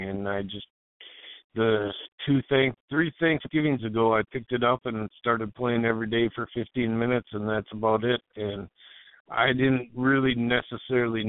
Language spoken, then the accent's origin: English; Lauderdale, Minnesota, United States; now in Maplewood, United States; I'm from right in between Minneapolis and St. Paul, a little town called Lauderdale, a small town in a big